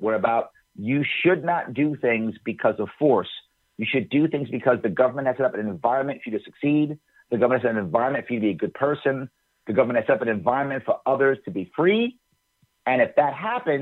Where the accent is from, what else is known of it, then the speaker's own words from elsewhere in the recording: New York City, New York, United States; also born or lived in Long Island; I was born and raised in Manhattan, the Bronx, and then a little bit on Long Island.